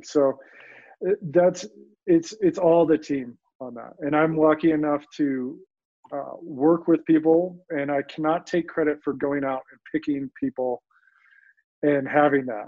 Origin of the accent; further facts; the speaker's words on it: Colorado, United States; also born or lived in New York; growing up in Colorado